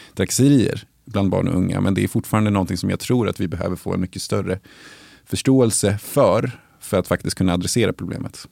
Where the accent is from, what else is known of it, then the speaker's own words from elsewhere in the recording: Uppsala, Uppsala County, Sweden; jag är uppvuxen i Salabacke